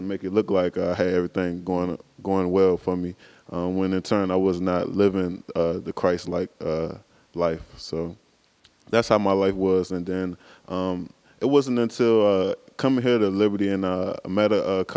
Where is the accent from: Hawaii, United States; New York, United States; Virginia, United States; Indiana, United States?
Virginia, United States; Buckingham County; I'm from Buckingham County, Virginia. Lived there all of my life.